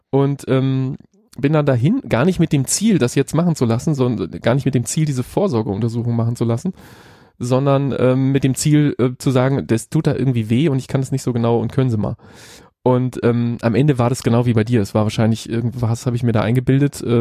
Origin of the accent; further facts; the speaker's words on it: Hamburg, Germany; um meine Heimatstadt Hamburg im hellsten